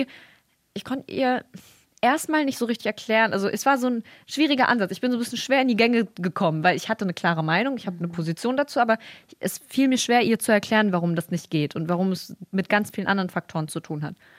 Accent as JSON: {"language": "German", "region": "Bremen", "country": "Germany", "said": "hier bei uns in Bremen"}